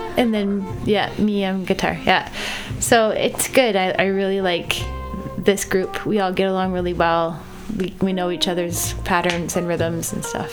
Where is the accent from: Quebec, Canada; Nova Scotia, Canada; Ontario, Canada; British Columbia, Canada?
Nova Scotia, Canada; now in Toronto, Canada; I play guitar and sing in language arts, and I'm from Nova Scotia